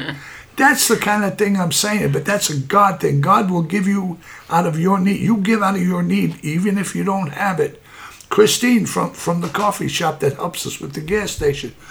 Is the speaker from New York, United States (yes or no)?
yes; New York City, New York, United States; I'm a kid from Brooklyn